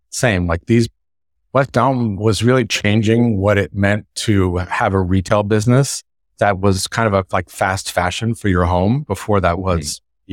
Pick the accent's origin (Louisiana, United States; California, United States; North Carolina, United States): California, United States; Northern; from Northern California and I grew up in a family that was in the construction business